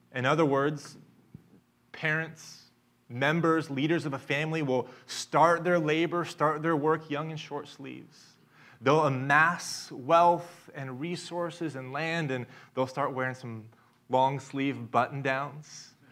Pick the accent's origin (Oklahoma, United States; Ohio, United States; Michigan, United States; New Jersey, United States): Oklahoma, United States; Tulsa; I'm from Tulsa, Oklahoma, And I had the gift of being raised in a neighborhood